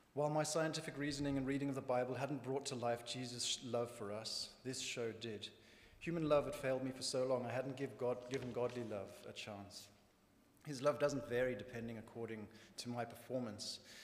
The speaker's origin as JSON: {"language": "English", "region": "northern Zimbabwe", "country": "Zimbabwe", "tie": "born or raised there", "said": "If you can't quite place my accent, I was born in Zimbabwe, when it was known as Rhodesia, and grew up on a farm in the north of the country."}